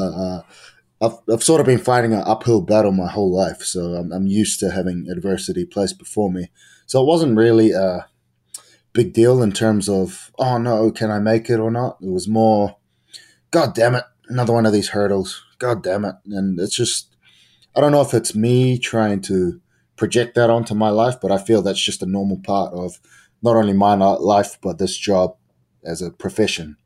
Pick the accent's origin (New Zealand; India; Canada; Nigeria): New Zealand; I'm from New Zealand